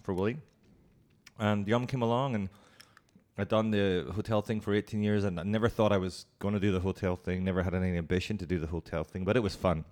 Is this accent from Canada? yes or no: no; Ireland; moved away as an adult; also born or lived in Hong Kong / Singapore / Bangkok; Irish, and I'm, I'm, very proud of being Irish, and I love going home.